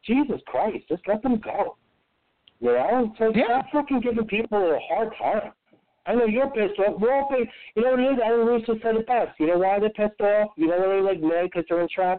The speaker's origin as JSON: {"language": "English", "town": "Union City", "region": "New Jersey", "country": "United States", "tie": "born or raised there", "also_born_or_lived": "Weehawken, New Jersey", "lives_now": "Nutley, United States", "said": "I was born in Weehawken, which is the home of the Lincoln Tunnel, and I'm from Union City / Jersey City"}